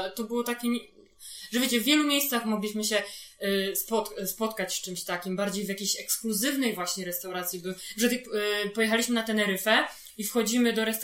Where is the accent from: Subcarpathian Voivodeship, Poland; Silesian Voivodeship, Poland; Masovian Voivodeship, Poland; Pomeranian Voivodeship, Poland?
Masovian Voivodeship, Poland; Warsaw; jesteśmy z Warszawy